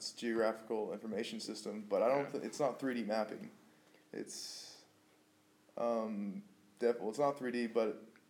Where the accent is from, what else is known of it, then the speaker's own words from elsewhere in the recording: Bakersfield, California, United States; I have nothing against Bakersfield. I've lived here all my life, and I'm ready to get out for a little while.